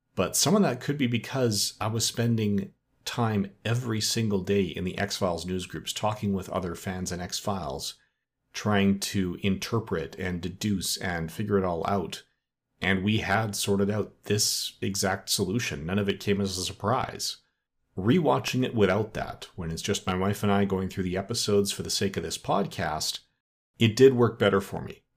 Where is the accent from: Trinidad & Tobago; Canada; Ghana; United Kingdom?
Canada; Edmonton, Alberta; my hometown of Edmonton, Alberta, Canada, where I still live today.